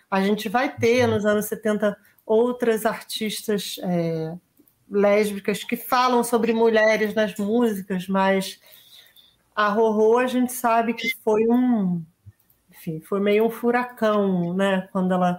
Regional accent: Brazil

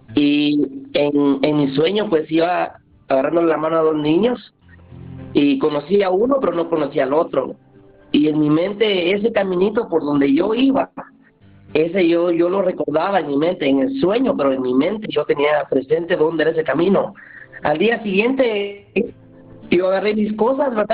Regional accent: Santa Lucía Milpas Altas, Sacatepéquez, Guatemala; yo soy de, yo soy de aquí de Santa Lucía, mi Pasalta, se llama el pueblo, queda cerca de Antigua Guatemala

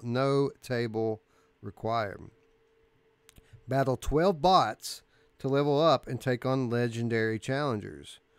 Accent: Kentucky, United States; I'm from South

